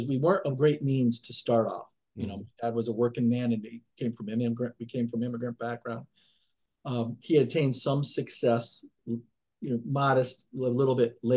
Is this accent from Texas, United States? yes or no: no; Connecticut, United States; born or raised there; also born or lived in Yonkers, New York